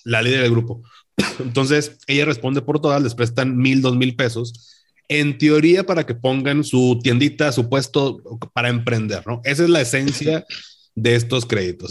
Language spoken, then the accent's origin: Spanish; Monterrey, Nuevo León, Mexico; acá en, Monterrey, que aquí, bueno, acá en Nuevo León, porque siempre decimos que somos de Monterrey, aunque vivas en otro municipio